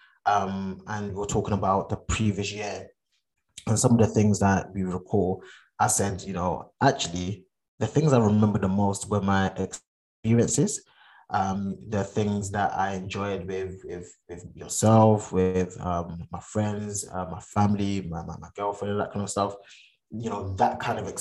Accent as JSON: {"language": "English", "country": "Ghana", "moved": "yes", "lives_now": "United Kingdom", "said": "I'm Ghanaian. I've not been to Ghana since 2011."}